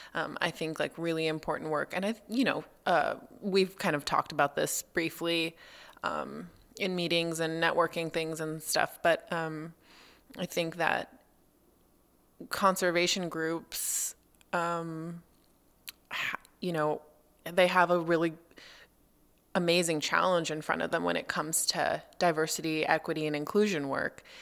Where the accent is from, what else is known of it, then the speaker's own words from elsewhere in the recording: Los Angeles, California, United States; moved away; I grew up in Los Angeles